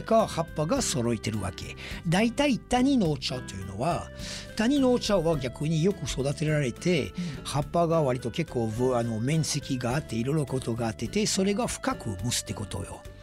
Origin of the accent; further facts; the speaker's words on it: France; Japanese is a second language; now in Japan; 私はフランス人